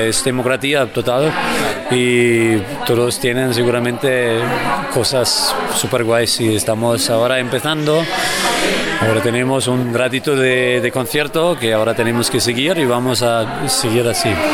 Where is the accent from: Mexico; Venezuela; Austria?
Austria; Spanish is a second language; moved away as an adult; now in Barcelona, Spain; yo soy de Austria